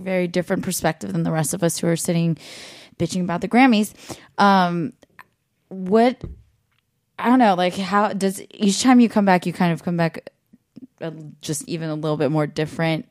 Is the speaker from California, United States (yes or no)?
yes; the Bay Area, California, United States; moved away; I'm from the Bay